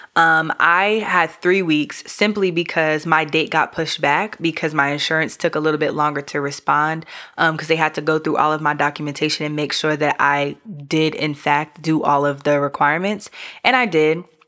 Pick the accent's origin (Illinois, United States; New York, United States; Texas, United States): New York, United States; also born or lived in Caribbean; I'm from New York.